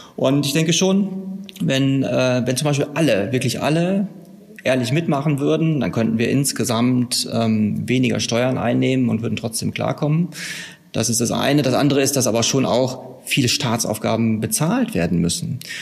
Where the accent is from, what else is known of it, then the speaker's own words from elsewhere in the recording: Herford district, North Rhine-Westphalia, Germany; Ich komme aus dem Kreis Herford in Westfalen.